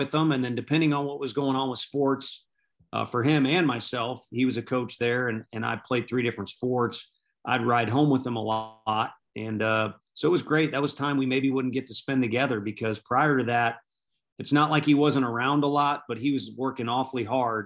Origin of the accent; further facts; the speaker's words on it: St. Louis, Missouri, United States; I'm from St. Louis. I grew up in North County there